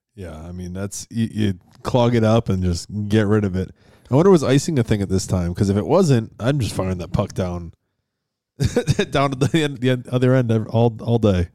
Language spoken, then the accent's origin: English; Western New York, United States; in Western New York where I grew up